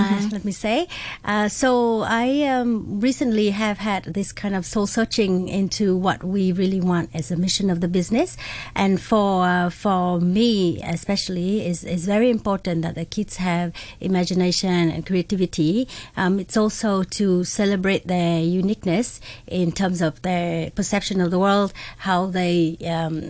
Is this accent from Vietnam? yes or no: yes; Vietnam; now in Hong Kong; I'm from Vietnam. I was born and raised there.